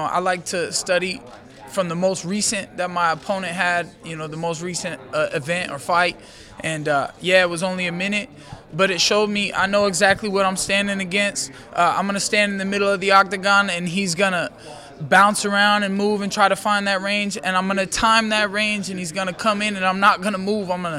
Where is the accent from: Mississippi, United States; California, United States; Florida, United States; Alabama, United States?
Florida, United States; Orlando; UFC Orlando at the Amway Center in my hometown